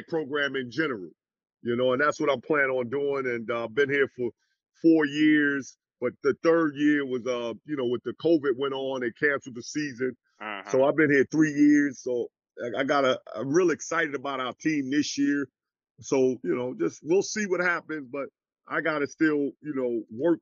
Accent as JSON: {"language": "English", "region": "New York", "country": "United States", "said": "I'm a New Yorker"}